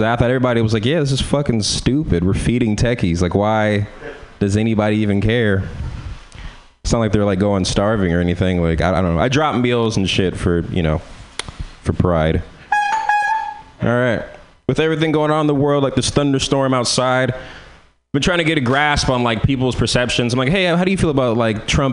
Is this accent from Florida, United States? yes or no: no; San Francisco, California, United States; I'm from San Francisco